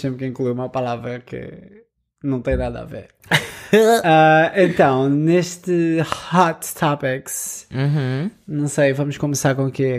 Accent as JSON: {"language": "Portuguese", "region": "Lisbon", "country": "Portugal", "said": "que era de Lisboa"}